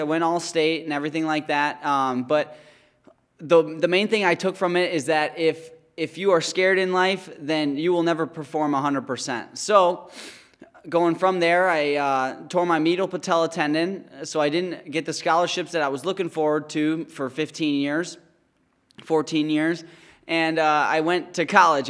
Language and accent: English; White Lake, Michigan, United States; I grew up in White Lake, Michigan. It's Oakland County, Michigan.